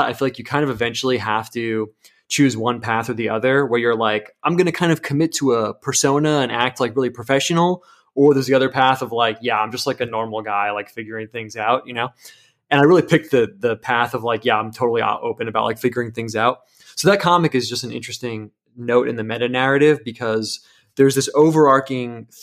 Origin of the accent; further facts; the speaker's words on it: United States; I'm American.